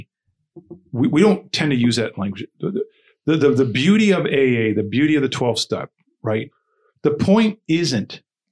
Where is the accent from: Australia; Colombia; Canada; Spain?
Canada; Niagara, Ontario; also born or lived in Toronto, Canada; growing up in Niagara